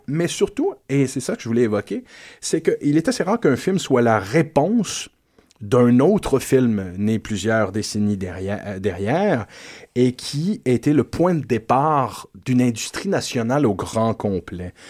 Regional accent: Quebec, Canada; chez nous, en Terre Québec

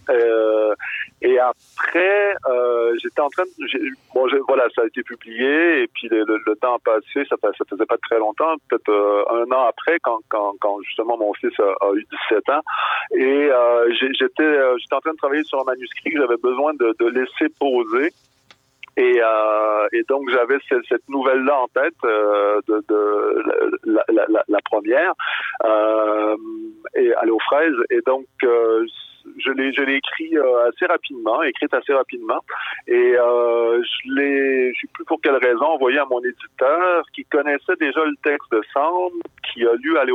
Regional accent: Donnacona, Quebec, Canada; also born or lived in Cap-Santé; j'ai grandi à Donnacona, Cap Santé, petit village pas loin de Québec

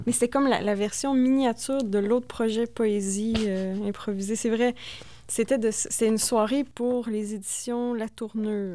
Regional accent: Thetford Mines, Quebec, Canada; moved away; also born or lived in Drummondville; je viens de Tedford Mines

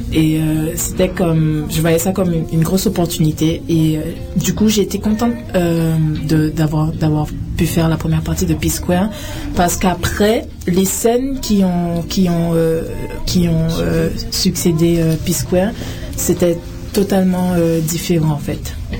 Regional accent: Guadeloupe; also born or lived in France / Paris; now in Canada; je viens de la Guadeloupe. Je suis originaire de la Guadeloupe.

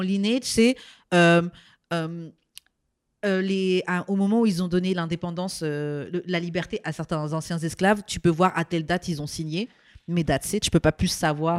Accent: France; moved away; also born or lived in Martinique; j'ai pas grandi ici, mais moi, hein, en tant que française qui arrivé ici

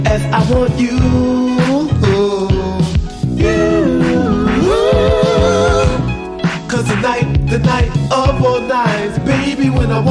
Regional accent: Bronx, New York, United States; I'm from the Bronx, New York, and I want to know how many people came out there to have a good time tonight.

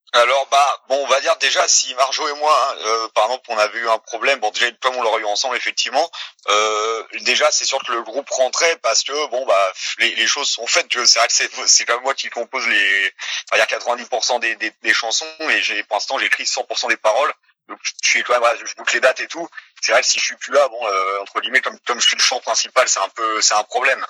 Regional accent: France; also born or lived in Quebec; on est français, on est dans notre pays

